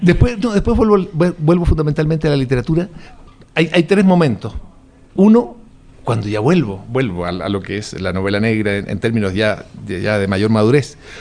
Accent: Chile

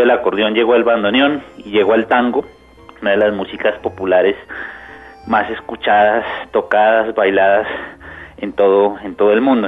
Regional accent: Bogotá, Colombia; also born or lived in Buenos Aires, Argentina; somos colombianos, somos bogotanos, vamos a hacer música de nuestro país

